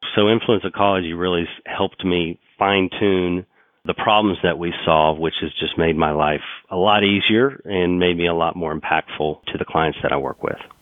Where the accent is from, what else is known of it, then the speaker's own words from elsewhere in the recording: Oklahoma City, Oklahoma, United States; I grew up in Oklahoma City